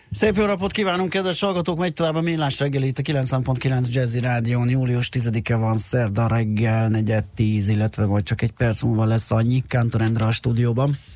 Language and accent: Hungarian; Budapest, Hungary; autózok a rakparton, és érdekes, hogy ott nőttem föl